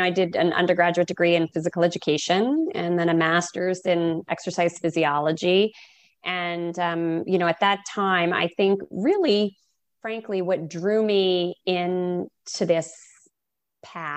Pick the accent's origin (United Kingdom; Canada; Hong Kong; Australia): Canada; East Coast; moved away as an adult; also born or lived in Oregon / Massachusetts; now in Boston, United States; I'm a Canadian, and so East Coast, and went across to Oregon